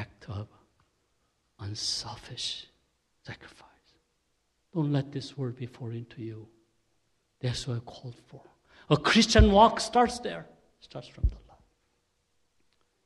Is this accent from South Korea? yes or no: yes; South Korea; accent: Korean; English is a second language; my Korean accent.